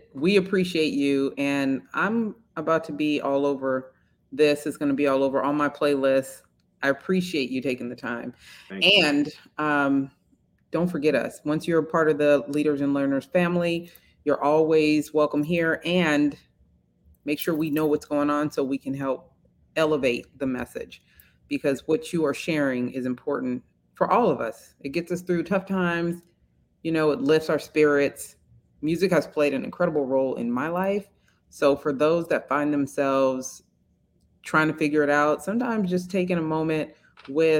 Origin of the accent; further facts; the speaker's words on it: Bay Area, California, United States; I grew up in the Bay Area